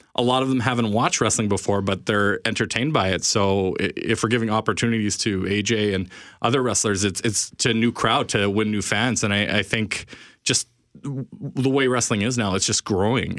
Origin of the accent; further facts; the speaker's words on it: Winnipeg, Manitoba, Canada; We're all from Winnipeg. We all grew up on Winnipeg wrestling